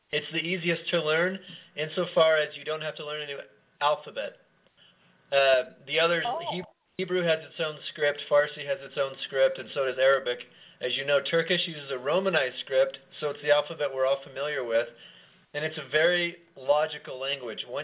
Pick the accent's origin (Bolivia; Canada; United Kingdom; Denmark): Bolivia; also born or lived in Venezuela / Chile; I grew up in South America, in Bolivia. I also lived in Venezuela and Chile. And so I also speak Spanish